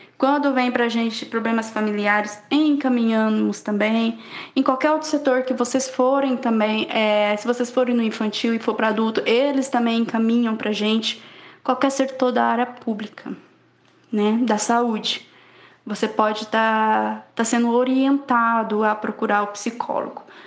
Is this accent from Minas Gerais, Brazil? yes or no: no; Poconé, Mato Grosso, Brazil; tenho 29 anos, sou natural de Poconé